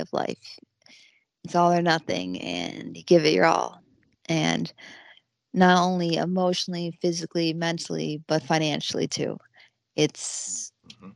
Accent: Buffalo area, upstate New York, United States; born or raised there

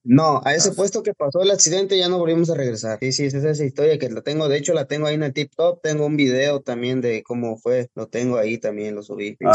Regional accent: Puebla, Mexico; now in Los Angeles, United States; Soy de Puebla, originario de un pueblito llamado Santiago Tepeclacmolco, municipio de Clacotepec

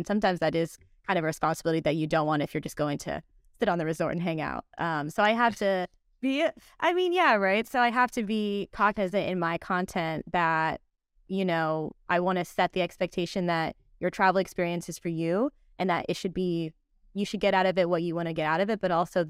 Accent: San Diego, California, United States; born there; also born or lived in Virginia; I was born in San Diego. Within my first year of life, we moved across the country to Virginia.

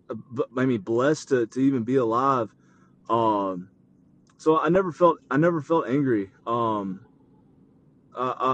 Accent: the South, United States; well, no, like definitely growing up in the South, you know, you see tornadoes

